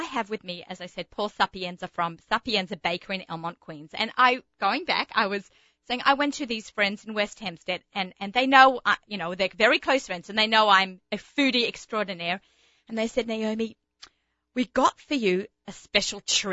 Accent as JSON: {"language": "English", "country": "Australia", "accent": "Australian", "moved": "yes", "said": "the Aussie gourmet because, you know, the accent"}